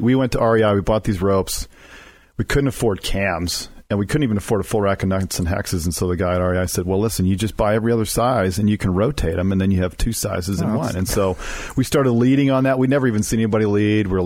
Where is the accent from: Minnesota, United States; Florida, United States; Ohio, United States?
Minnesota, United States; rural; I grew up in Minnesota, rural Minnesota.